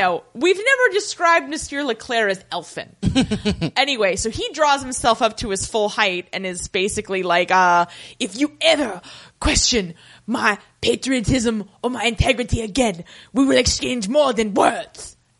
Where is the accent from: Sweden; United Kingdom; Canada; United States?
United Kingdom; And I'm British.